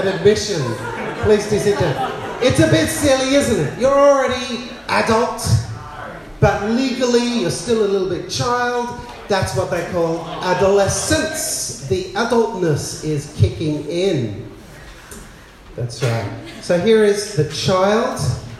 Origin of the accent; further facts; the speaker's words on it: Bangladesh; also born or lived in Adelaide, Australia / South India / Sydney, Australia; I was born in Adelaide, raised in Bangladesh as a missionary kid, went to boarding school in South India, settled back in Sydney